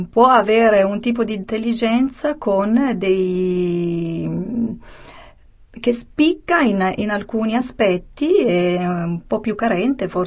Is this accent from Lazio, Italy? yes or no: no; Sicily, Italy; born there; sì, sono nata in Sicilia, in provincia di, di Ragusa, e ovviamente vivo da tanti anni qui al nord e quindi ho perso mm, l'accento